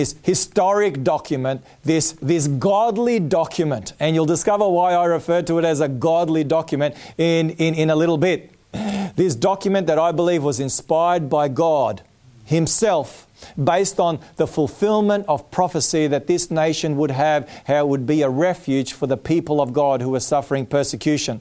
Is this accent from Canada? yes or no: no; Melbourne, Victoria, Australia; Melbourne, indeed, my hometown. I was born in Melbourne